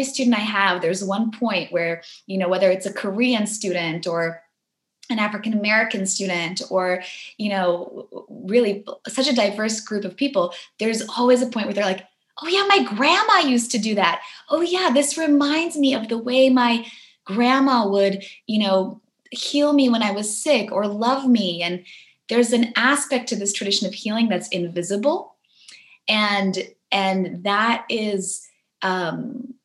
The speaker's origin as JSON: {"language": "English", "town": "Warsaw", "region": "Masovian Voivodeship", "country": "Poland", "tie": "born or raised there", "moved": "yes", "said": "I was born in Poland. I was born in Warsaw during the kind of end of the communism era"}